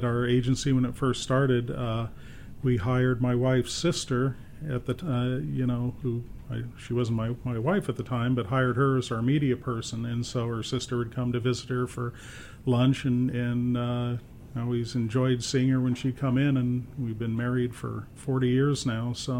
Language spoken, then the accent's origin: English; Phoenix, Arizona, United States; I was born and raised here in Phoenix.